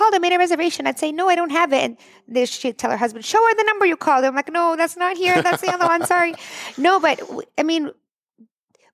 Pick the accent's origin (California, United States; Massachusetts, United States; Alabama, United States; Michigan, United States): Massachusetts, United States; the Valley; I grew up in the Valley, born and raised.